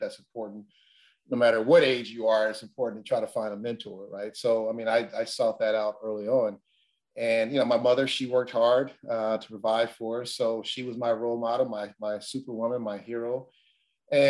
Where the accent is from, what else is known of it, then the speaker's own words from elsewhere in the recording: Los Angeles, California, United States; I grew up in South Central Los Angeles